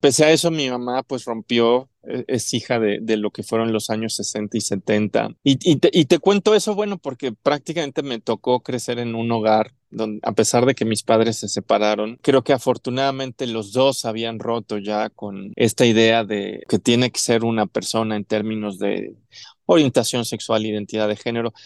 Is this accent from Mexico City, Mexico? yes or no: yes; Mexico City, Mexico; also born or lived in Chihuahua / Cancún; Yo nací aquí en Ciudad de México, toda mi vida la he pasado aquí, salvo un par de años